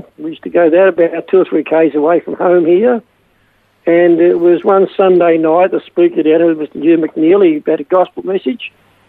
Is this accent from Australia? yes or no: yes; Jindivick, Victoria, Australia; Well, very, very different than what it is today. I mean, we grew up on a dairy farm, and of course the Second World War started then, and after that I left home at the age of 15 and left school and came home to milk cows on the farm.